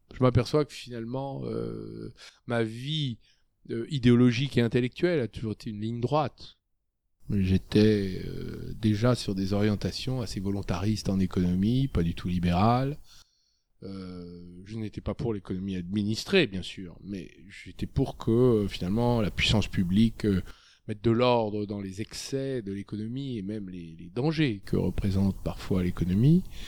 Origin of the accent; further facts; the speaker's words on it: Clamecy, Bourgogne-Franche-Comté, France; moved away as an adult; also born or lived in Dijon / Saône-et-Loire; now in Paris, France; je suis né en 1962 à Clamcy dans la Nièvre. Euh, j'ai commencé ma vie dans une région rurale. J'ai été dans un lycée euh, rural et j'ai été à la faculté de droit de Dijon